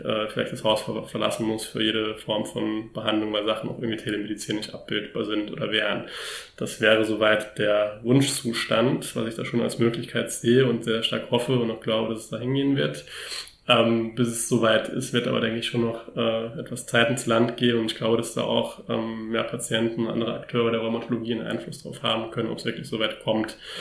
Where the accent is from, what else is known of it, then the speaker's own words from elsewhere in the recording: Germany; bei uns in Deutschland